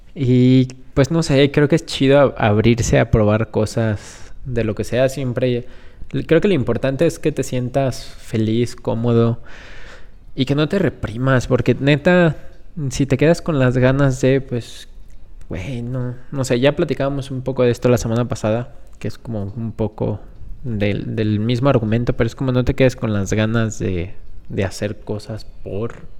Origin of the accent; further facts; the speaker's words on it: Guanajuato, Mexico; somos de aquí de Guanajuato, del mero centro del país